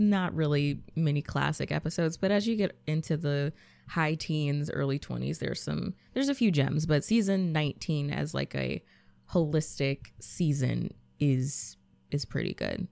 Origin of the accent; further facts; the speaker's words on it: Georgia, United States; I'm from Georgia, so snow wasn't something that we really get